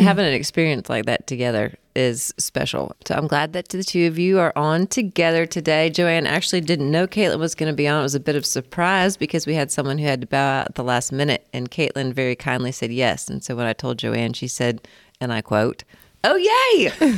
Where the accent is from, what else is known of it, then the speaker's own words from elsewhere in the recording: Indiana, United States; moved away as an adult; also born or lived in Colorado; I grew up in Indiana